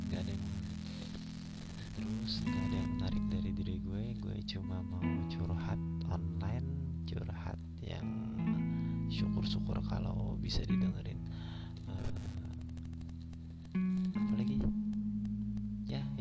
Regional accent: South Kalimantan, Indonesia; gue kampung ini kampung halaman gue ini termasuk kampung banget tapi maju dan berkelahi

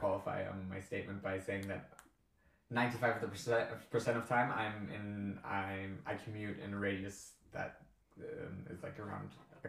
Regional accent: Berlin, Germany; moved away as an adult; now in Edinburgh, United Kingdom; I was born and raised bilingually in Berlin, and I went to a state international school there and did the IB there.

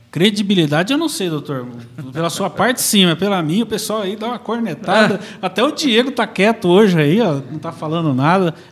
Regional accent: Cuiabá, Mato Grosso, Brazil; now in Marília, Brazil; O doutor veio de Tupã, eu vim de Cuiabá, no Mato Grosso, a família veio para

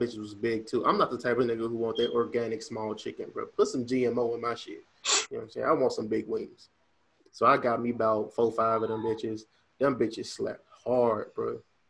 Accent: Memphis, Tennessee, United States; now in Idaho, United States; I'm from Memphis.

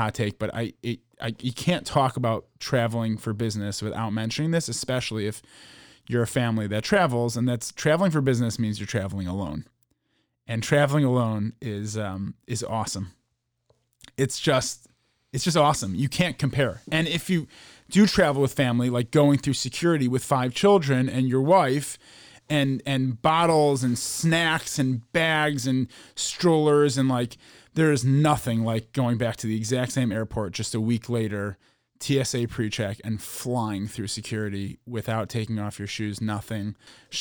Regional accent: Chicago, Illinois, United States; also born or lived in New York City; I'm from Chicago.

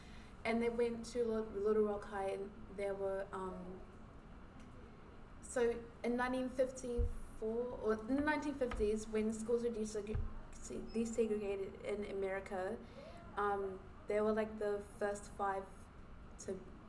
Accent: New Zealand; yes, I'm black. I'm not African-American, no, but I'm, like, Nigerian. But growing up in New Zealand, I've kind of had, like, an identity crisis.

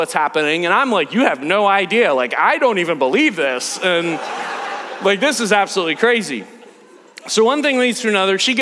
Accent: United States; I'm American

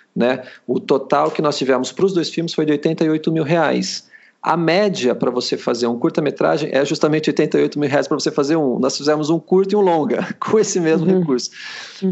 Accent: Sorocaba, São Paulo, Brazil; eu, eu, sou de Sorocaba, estou morando em Sorocaba, apesar já, já ter morado em outros lugares

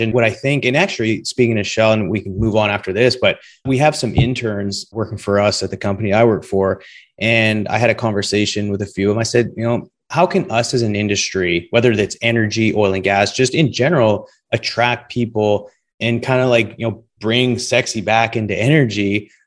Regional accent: Western Canada, Canada; being from Canada, Western Canada to be specific, growing up

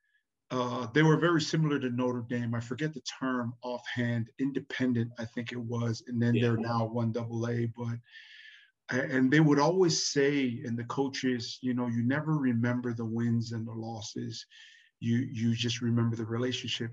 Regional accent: Tonga; now in Hawaii, United States; I was born in Tonga, and then my wife was born here

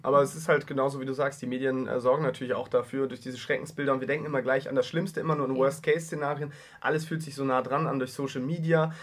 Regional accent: Heide, Schleswig-Holstein, Germany; Ich komme aus der Kleinstadt, Heide in Schleswig-Holstein, knapp 20.000 Einwohner

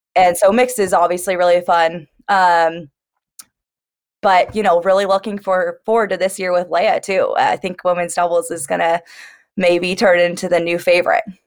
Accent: Santa Barbara, California, United States; moved away as an adult; now in Knoxville, United States; I'm from Santa Barbara, California, born and raised there

